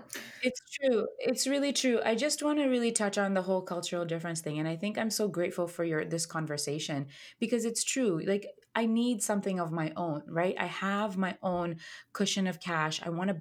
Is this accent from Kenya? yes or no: yes; Kenya; I'm of Indian heritage and I grew up in Kenya.